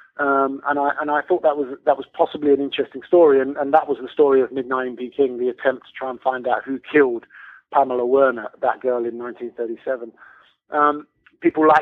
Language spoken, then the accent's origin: English; United Kingdom; moved away as an adult; now in China; I've lived in China as a Brit. I've lived in China for over 20 years now